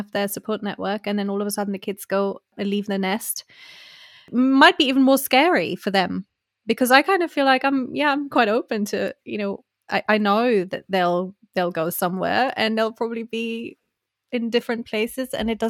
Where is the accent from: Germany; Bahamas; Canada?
Germany; English is a second language; I am who I am, and my accent is what it is, and I don't need to be knowing I'm from Germany but then I lived there